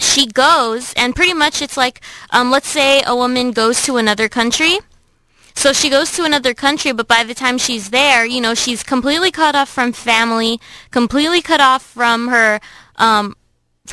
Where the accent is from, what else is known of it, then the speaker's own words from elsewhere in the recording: Philippines; now in Irvine, United States; in the Philippines, my home country